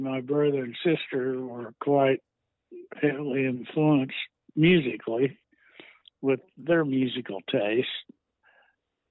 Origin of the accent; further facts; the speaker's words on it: Tulsa, Oklahoma, United States; born and raised in Tulsa